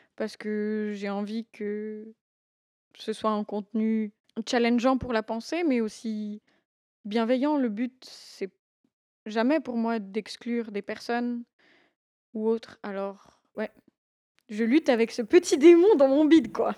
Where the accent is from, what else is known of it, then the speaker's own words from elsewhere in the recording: Valais, Switzerland; j'ai 26 ans, j'ai grandi en Valais